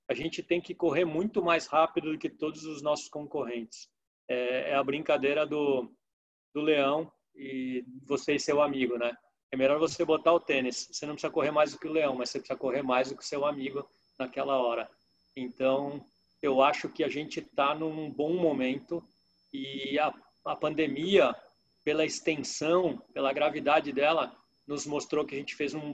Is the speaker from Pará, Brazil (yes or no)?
no; São Paulo, Brazil; a percepção minha que viajo o mundo, venho de São Paulo, eu acho o povo do Rio Grande do Sul muito hospitaleiro.